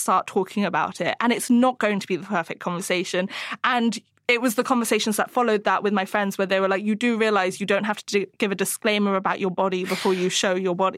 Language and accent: English; Hong Kong; I grew up in Hong Kong